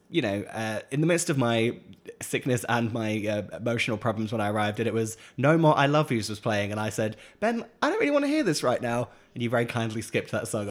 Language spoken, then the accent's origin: English; England, United Kingdom; moved away as an adult; now in Los Angeles, United States